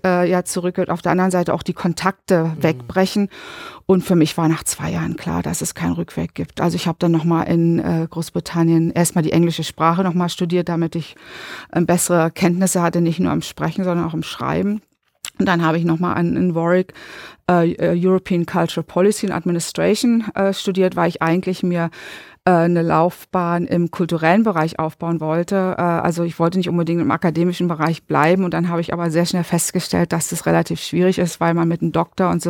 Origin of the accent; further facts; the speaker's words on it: East Germany, Germany; ich musste zweimal durch die Evaluierung als Ostdeutsche an der Humboldt-Universität.